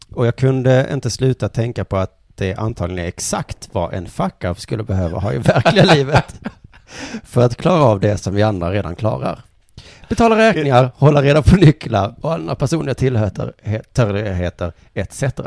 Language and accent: Swedish; Skåne, Sweden; vi skåningar